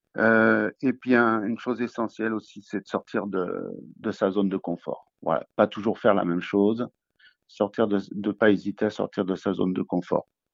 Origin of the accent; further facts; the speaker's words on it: Nice, Provence-Alpes-Côte d'Azur, France; moved away as an adult; now in Toulouse, France; je viens plutôt de Nice, où j'ai passé mon enfance là-bas